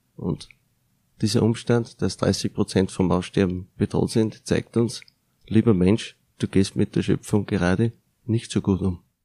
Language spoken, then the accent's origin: German; Austria; Bei uns in Österreich